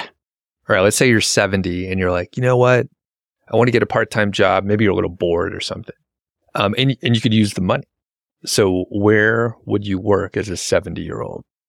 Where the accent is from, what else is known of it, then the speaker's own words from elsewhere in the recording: United States; we grew up in America.